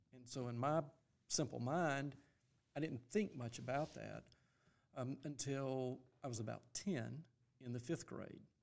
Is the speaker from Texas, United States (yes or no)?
no; Greenville, South Carolina, United States; born or raised there; also born or lived in Louisville, Kentucky